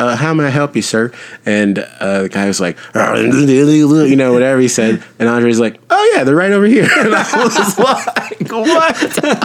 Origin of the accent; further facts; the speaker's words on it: Savannah, Georgia, United States; I grew up in Savannah. I grew up in Savannah